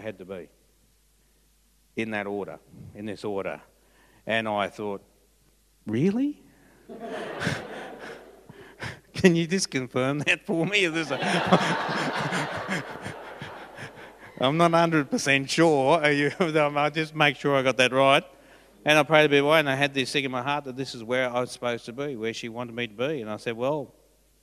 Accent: Forbes, New South Wales, Australia; moved away; I was from Forbes

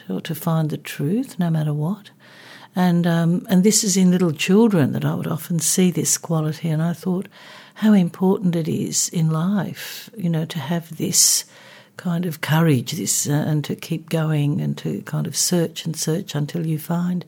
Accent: Australia; I was born in Australia but kind of grew up like a typical kind of, if you can use the term, migrant kid

